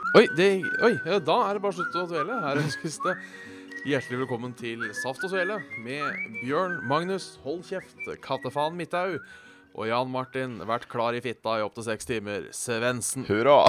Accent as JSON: {"language": "Norwegian", "area": "Hønefoss / Ådalen", "region": "Buskerud", "country": "Norway", "said": "siden vi er fra Hønefoss og Ådalen"}